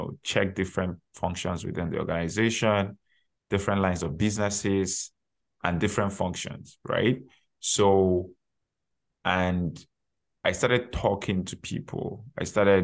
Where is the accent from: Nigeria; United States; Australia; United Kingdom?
Nigeria; moved away as an adult; now in Canada; I already had my undergraduate degree from my home country, Nigeria, before relocating to Canada.